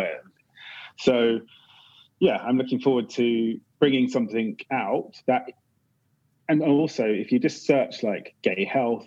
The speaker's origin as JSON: {"language": "English", "town": "Windsor", "region": "South East England", "country": "United Kingdom", "tie": "born or raised there", "accent": "British", "lives_now": "London, United Kingdom", "said": "I grew up in Windsor"}